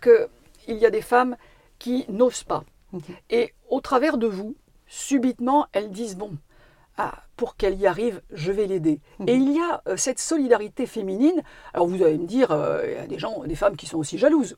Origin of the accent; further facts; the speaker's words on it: Normandy, France; also born or lived in Paris; now in Corrèze, France; je suis une Parisienne, ayant vécu son enfance en Normandie, mais évidemment complètement attachée à ma, à Corrèze aujourd'hui